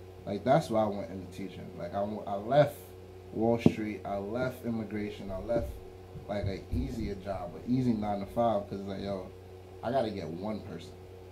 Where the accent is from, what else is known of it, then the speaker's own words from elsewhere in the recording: New York City, New York, United States; growing up in Canarsie, when Canarsie was Canarsie